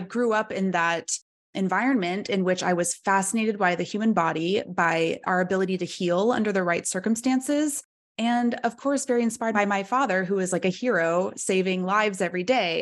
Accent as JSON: {"language": "English", "town": "Oklahoma City", "region": "Oklahoma", "country": "United States", "tie": "born or raised there", "also_born_or_lived": "London", "moved": "as an adult", "said": "I grew up in Oklahoma City"}